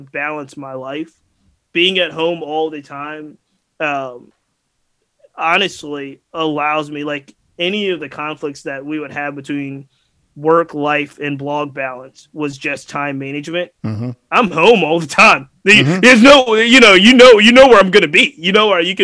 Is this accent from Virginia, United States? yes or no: yes; Glen Allen, Virginia, United States; I grew up in the West City, Henrico and Glen Allen, and I went to Henrico County West End schools.